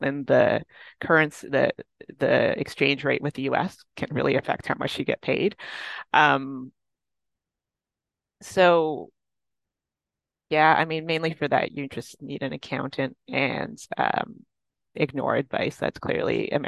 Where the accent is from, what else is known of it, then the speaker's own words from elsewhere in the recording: Toronto, Ontario, Canada; I like the city and I've lived here my whole life